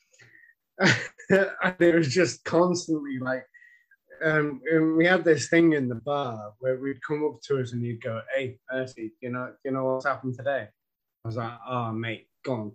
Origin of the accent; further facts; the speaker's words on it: Ireland; I'm fucking Irish